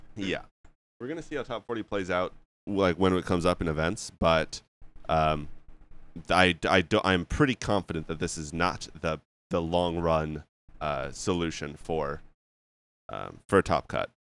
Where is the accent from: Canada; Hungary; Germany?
Canada; I'm just Canadian